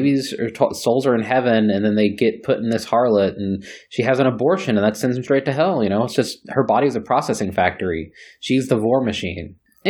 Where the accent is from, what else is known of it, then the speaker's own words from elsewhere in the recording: Texas, United States; because I'm a Texan